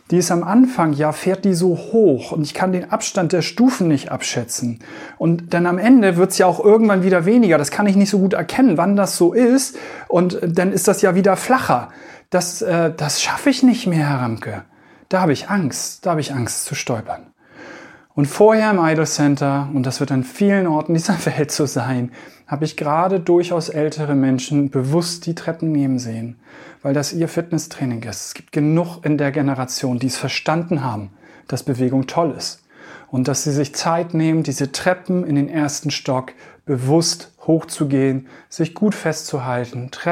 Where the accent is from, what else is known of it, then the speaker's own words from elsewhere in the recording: Hamburg, Germany; Ich komme ja hier aus Hamburg-Eidelstedt, also im Westen von Hamburg